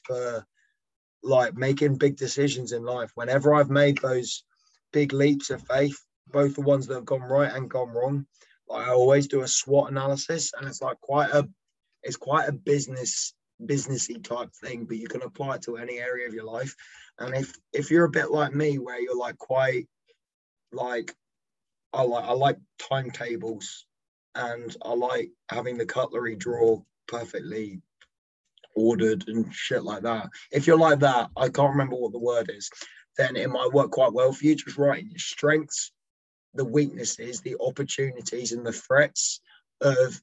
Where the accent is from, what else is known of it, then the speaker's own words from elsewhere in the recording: England, United Kingdom; I am flying the English flag because I'm not Welsh. I am English